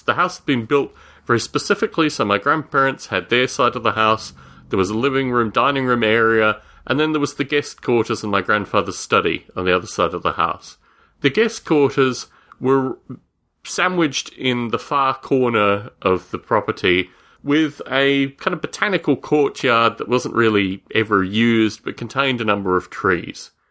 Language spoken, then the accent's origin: English; Australia; Growing up in Australia, I would spend my summer holidays with my grandparents